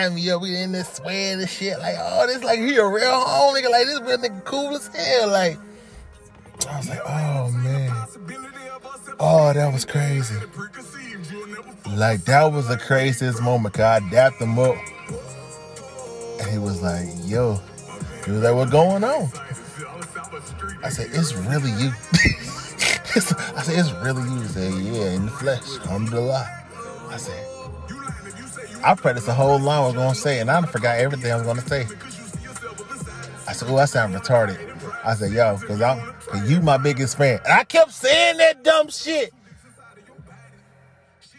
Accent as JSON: {"language": "English", "region": "Mississippi", "country": "United States", "said": "I'm from Mississippi, you know? I got Mississippi running my blood"}